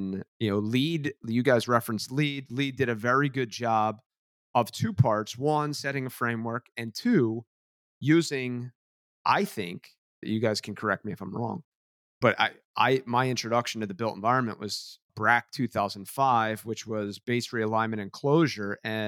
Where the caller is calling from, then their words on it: New Jersey, United States; And so I'm dialing in from the Jersey Shore.